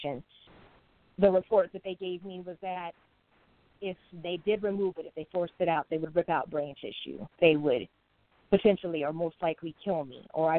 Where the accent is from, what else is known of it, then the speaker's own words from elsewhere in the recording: Arizona, United States; I am a native from Arizona. I was born and raised there.